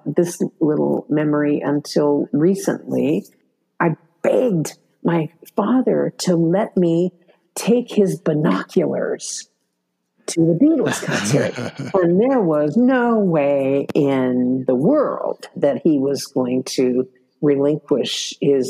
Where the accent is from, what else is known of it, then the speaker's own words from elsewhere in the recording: San Diego, California, United States; also born or lived in Pasadena, California; in San Diego, which is my hometown